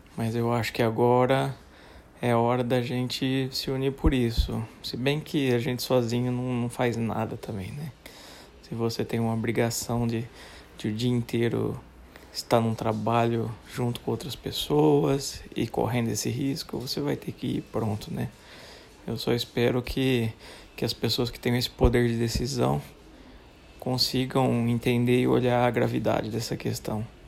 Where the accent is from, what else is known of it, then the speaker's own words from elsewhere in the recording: Brazil; sou brasileiro